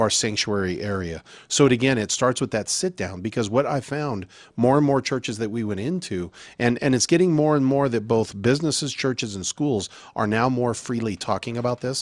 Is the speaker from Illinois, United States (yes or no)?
no; Albuquerque, New Mexico, United States; moved away; also born or lived in Colorado; I grew up in Albuquerque